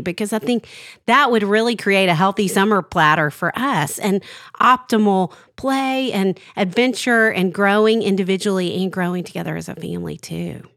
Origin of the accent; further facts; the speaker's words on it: Arkansas, United States; growing up in Arkansas